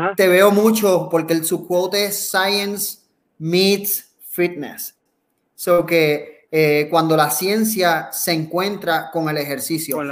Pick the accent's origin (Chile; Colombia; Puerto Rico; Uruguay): Puerto Rico; del gran país que tenemos, de Puerto Rico